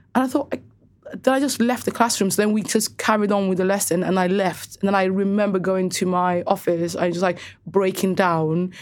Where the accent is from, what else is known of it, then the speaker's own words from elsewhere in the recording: Cardiff, Wales, United Kingdom; also born or lived in Somaliland; Growing up in Cardiff specifically, every single girl that I knew had F G M